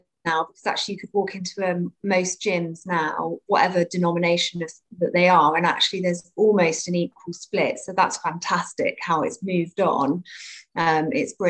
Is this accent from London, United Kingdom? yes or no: no; Cornwall, South West England, United Kingdom; also born or lived in Bournemouth, Dorset; I grew up between Cornwall and Bournemouth because my parents split, so I split my time kind of between the two